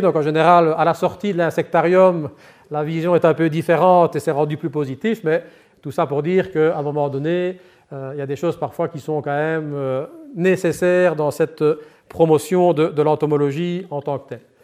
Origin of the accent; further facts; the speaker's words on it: Liège, Wallonia, Belgium; accent: Liège; mon accent laisse présager, ben, je suis effectivement liégeois d'origine